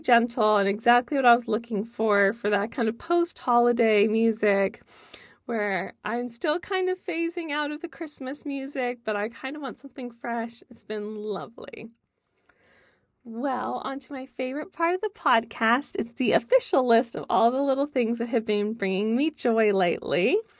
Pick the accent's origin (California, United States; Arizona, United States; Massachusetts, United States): California, United States; moved away; I'm from California originally as well.